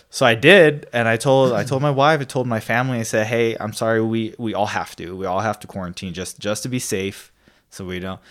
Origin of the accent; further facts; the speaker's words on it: Hawaii, United States; now in Idaho, United States; growing up in Hawaii